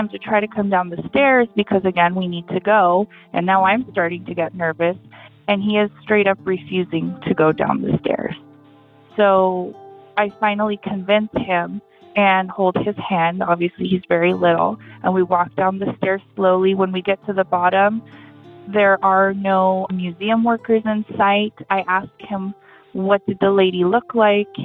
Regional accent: San Diego, California, United States; I grew up in San Diego, California

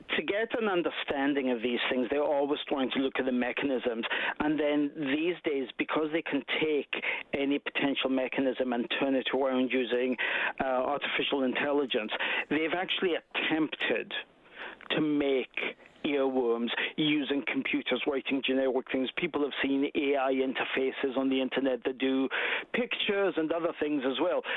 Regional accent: Scotland, United Kingdom; now in Canada; I'm from Scotland

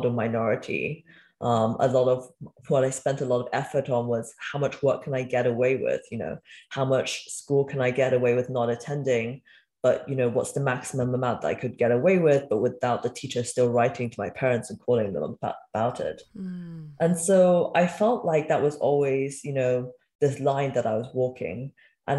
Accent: Cardiff, Wales, United Kingdom; also born or lived in Beijing, China; eventually my mother and I followed him to the UK, and we grew up in Wales in a city called Cardiff

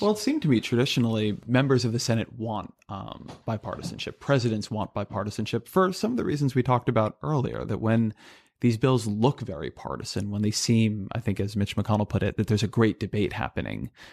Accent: California, United States; I grew up in California

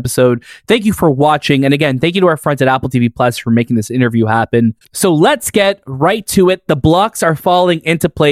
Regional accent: Canada; we're proudly Canadian over here

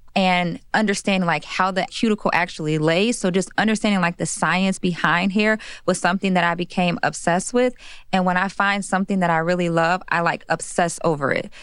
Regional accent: Chicago, Illinois, United States; I'm from Chicago, Illinois

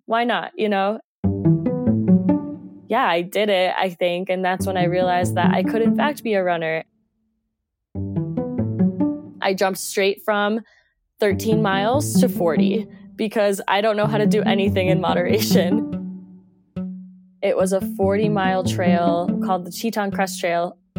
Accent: Colombia; English is a second language; also born or lived in Mexico; now in Jackson Hole, United States; I'm originally from Colombia and went to school in Mexico, and I'm currently based in Jackson Hole, Wyoming. So I've been all over the place.

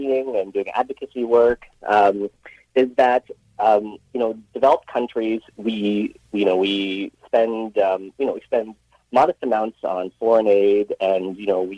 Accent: Richmond, British Columbia, Canada; I was born and raised in Richmond, BC

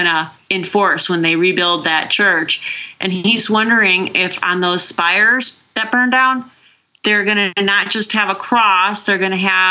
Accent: Chicago, Illinois, United States; moved away; I'm originally from Chicago

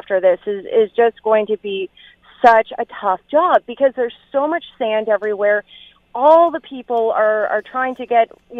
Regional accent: Ontario, Canada; now in New Brunswick, Canada; I'm actually from Ontario

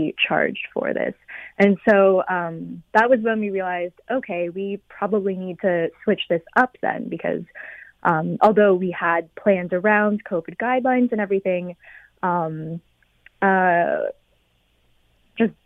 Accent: London, United Kingdom; growing up in London as a Chinese woman

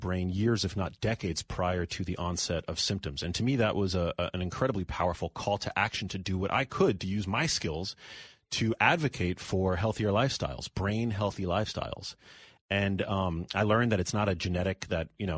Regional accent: New York City, New York, United States; I'm born and raised in New York City

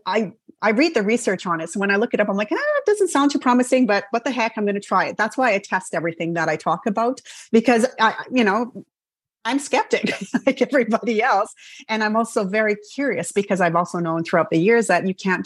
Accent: Canada; I'm Canadian

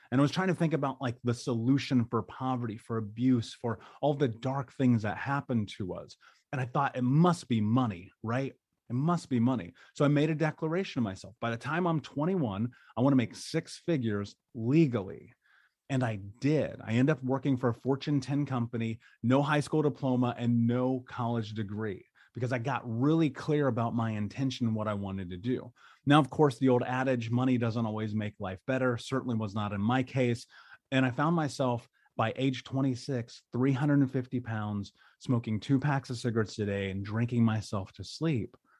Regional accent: United States; growing up in America

